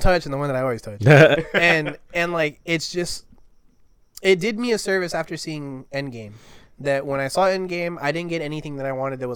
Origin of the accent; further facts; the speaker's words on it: United States; as a kid growing up in America